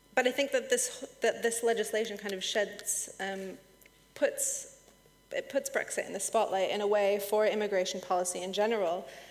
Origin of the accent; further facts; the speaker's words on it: United States; moved away as an adult; now in United Kingdom; I'm American